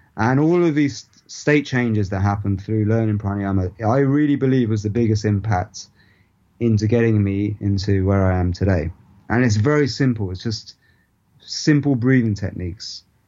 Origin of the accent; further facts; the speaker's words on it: India; my ancestral roots is the part of India that I'm from